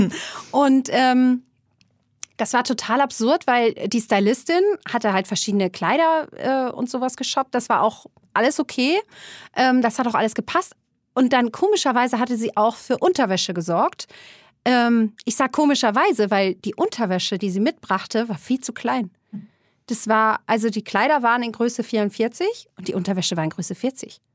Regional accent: Germany; ich komme aus der Nähe von Hamburg

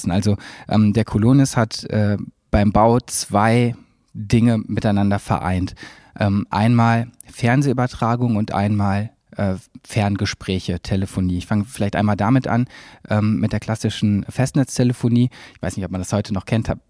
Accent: Cologne, North Rhine-Westphalia, Germany; ich bin Kölner, ich bin in Köln geboren, habe hier lange gelebt

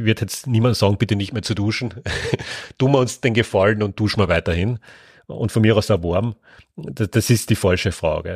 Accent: Carinthia, Austria; Ja, geboren bin ich in Kärnten. Ich bin auch dort aufgewachsen.

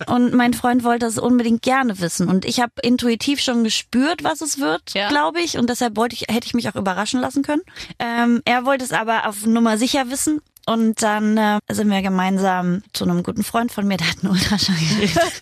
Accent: Halberstadt, Saxony-Anhalt, Germany; da, wo ich herkomme, aus Halberstadt in Sachsen-Anhalt

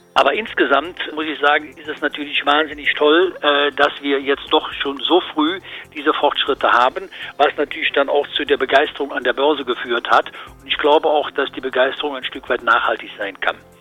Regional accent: Cologne, North Rhine-Westphalia, Germany; als Kölner

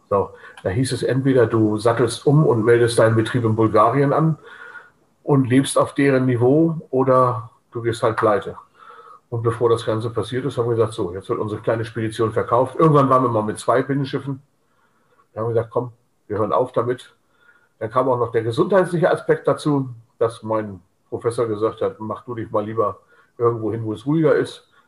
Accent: Hamburg, Germany; wir hatten zwar ein Zuhause, das war Hamburg, also ich bin gebürtiger Hamburger, aber wir waren mit unserem Schiff auf dem Schiff, wir haben auf dem Schiff gelebt.

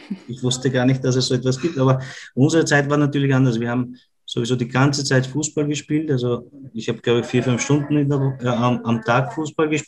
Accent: Vienna, Austria; accent: Viennese; unser, unser, unser Wiener Dialekt ist ja nicht immer zum, zum Verstehen für andere.

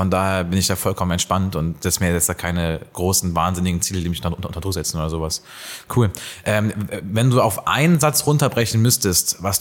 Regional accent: Hildesheim, Lower Saxony, Germany; Ich bin gebürtiger Hildesheimer.

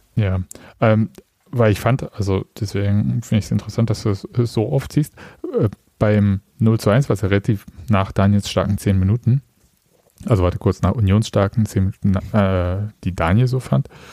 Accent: Saxony, Germany; ich komme aus Sachsen, ich habe Probleme mit harten und weichen D

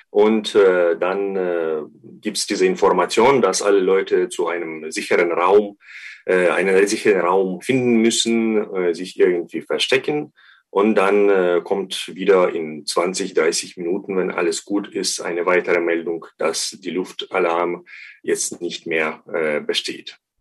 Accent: Ukraine; als Ukrainer würde ich sagen

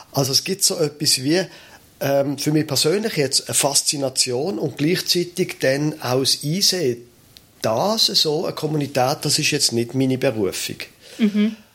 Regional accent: Basel, Basel-Stadt, Switzerland; Ich bin in Basel aufgewachsen.

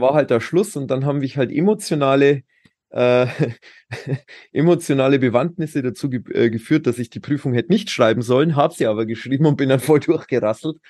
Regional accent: Pullenreuth, Bavaria, Germany; ich komme aus der nördlichen Oberpfalz. In, das ist ähm, Boinerath, also Pullenreuth, wie es so schön heißt. Mhm. Ähm, Landkreis Tirschenreuth und da bin ich sehr, sehr behütet aufgewachsen

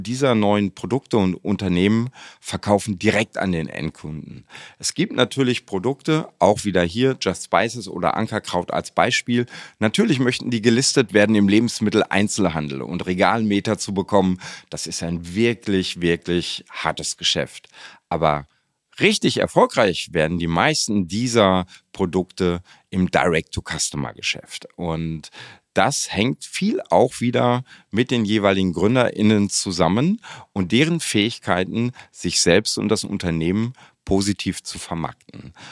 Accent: Hamm, North Rhine-Westphalia, Germany; moved away as an adult; also born or lived in Dortmund; now in Düsseldorf, Germany; ich bin Westfale von Hause aus, ich bin gebürtiger Dortmunder, in Hamm groß geworden

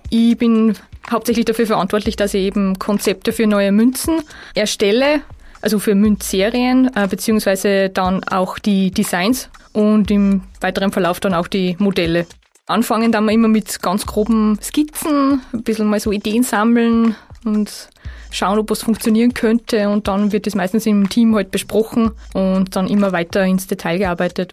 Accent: Salzkammergut, Austria; moved away; ich bin im Salzkammergut geboren und aufgewachsen und eigentlich auch noch fast jedes Wochenende dort

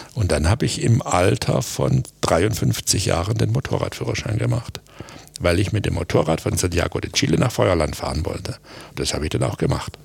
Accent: Aalen, Baden-Württemberg, Germany; moved away; also born or lived in Stuttgart; was ich als Bub in Aalen nicht gelernt habe

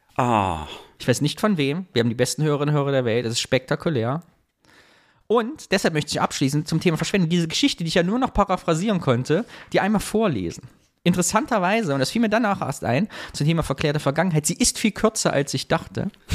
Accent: Sondershausen, Thuringia, Germany; moved away; in Sondershausen, da wo ich herkomme

